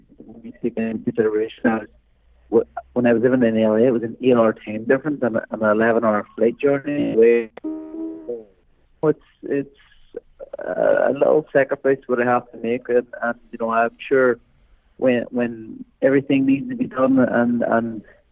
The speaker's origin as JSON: {"language": "English", "country": "Ireland", "said": "So it's being Irish, the boxing St. Patrick's Day is in probably the greatest city in the world."}